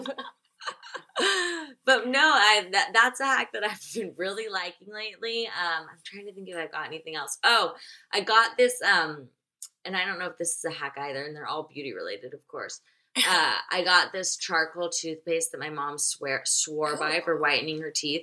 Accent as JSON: {"language": "English", "town": "Nashville", "region": "Tennessee", "country": "United States", "said": "I'm from Nashville"}